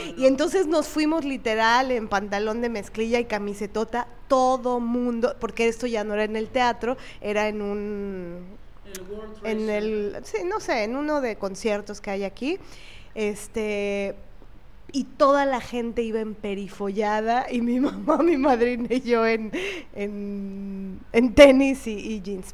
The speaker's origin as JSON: {"language": "Spanish", "region": "Veracruz", "country": "Mexico", "tie": "born or raised there", "said": "nací en Veracruz"}